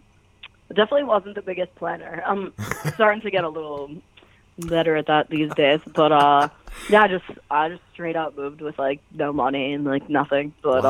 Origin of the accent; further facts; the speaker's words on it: Peabody, Massachusetts, United States; moved away as an adult; now in Los Angeles, United States; No, I'm from Boston originally, Peabody, Massachusetts, to be exact.